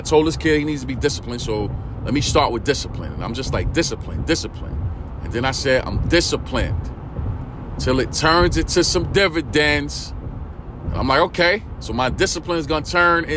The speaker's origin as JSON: {"language": "English", "town": "New York City", "region": "New York", "country": "United States", "tie": "born or raised there", "said": "that's where I'm from, East New York, Brooklyn"}